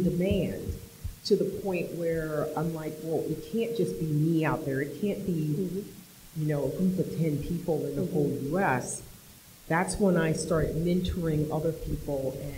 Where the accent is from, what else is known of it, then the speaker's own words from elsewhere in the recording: Washington, United States; moved away as an adult; now in Washington, D.C., United States; I grew up in Washington State and I live in Washington, D.C.